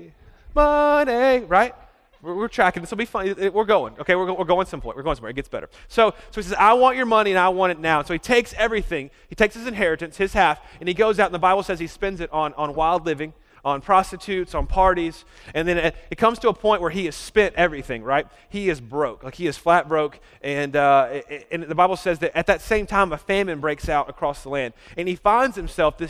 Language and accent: English; Birmingham, Alabama, United States; I'm from Birmingham, Alabama.